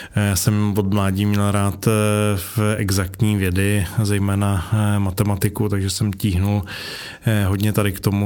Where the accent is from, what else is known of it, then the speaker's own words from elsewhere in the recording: Karlovy Vary, Karlovy Vary Region, Czechia; jsem vlastně z Karlových varů, původně jako ze Sudet